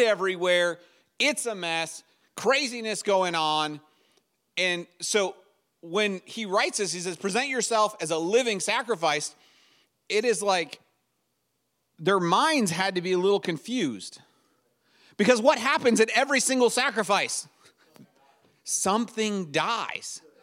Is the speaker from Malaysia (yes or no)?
no; United States